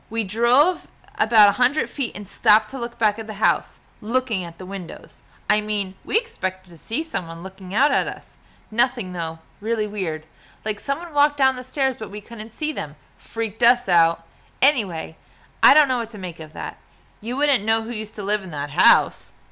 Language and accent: English; New Jersey, United States; We also talk too fast because we're from New Jersey.